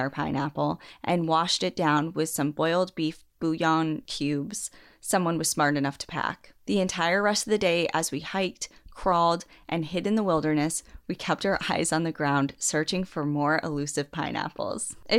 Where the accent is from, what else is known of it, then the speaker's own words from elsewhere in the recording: South Dakota, United States; I grew up in the Black Hills of South Dakota and spent a bit of my time hiking and enjoying the woods around my hometown.